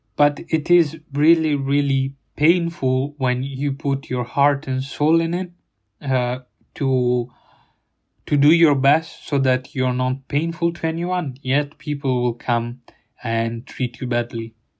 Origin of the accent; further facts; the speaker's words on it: Italy; now in United Kingdom; my hometown in Italy